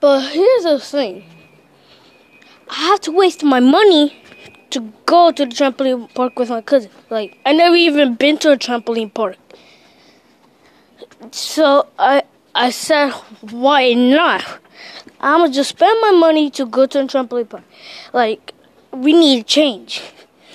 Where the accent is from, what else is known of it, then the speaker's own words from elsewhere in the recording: Dominican Republic; moved away; my hometown, Dominican Republic